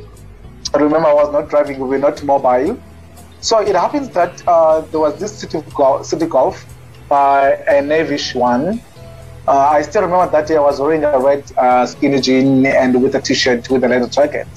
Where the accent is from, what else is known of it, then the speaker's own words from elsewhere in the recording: Fort Beaufort, Eastern Cape, South Africa; moved away; also born or lived in Port Elizabeth; my mom and dad moved to Fort Beaufort, where I grew up and attended the school